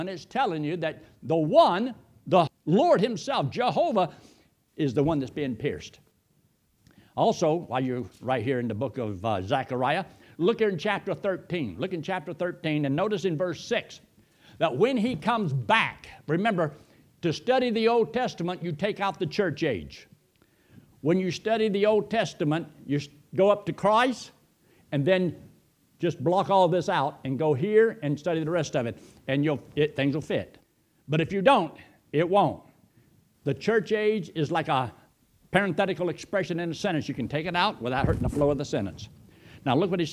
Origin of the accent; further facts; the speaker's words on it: United States; that doesn't mean that I'm not an American